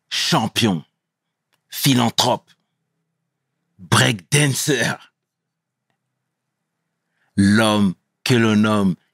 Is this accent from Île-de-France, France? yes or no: yes; Meaux, Île-de-France, France; je suis originaire de Meaux